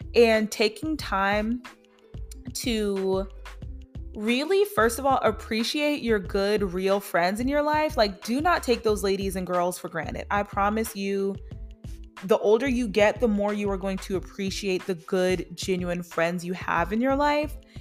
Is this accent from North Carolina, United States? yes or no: yes; Charlotte, North Carolina, United States; I am from Charlotte